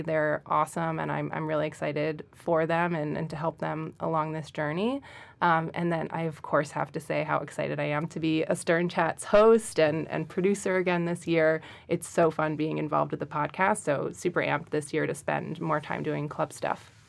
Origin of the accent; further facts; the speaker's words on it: Central New Jersey, United States; moved away; I am originally from Central New Jersey.